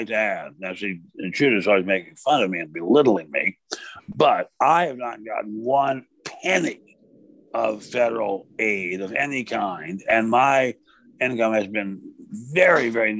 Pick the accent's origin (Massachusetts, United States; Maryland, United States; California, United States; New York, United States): Maryland, United States; the state of Maryland, my home state